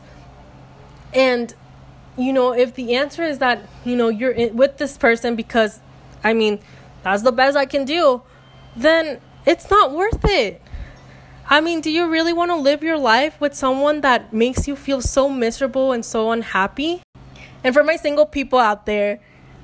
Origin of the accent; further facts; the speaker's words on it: Mexico; I'm from Mexico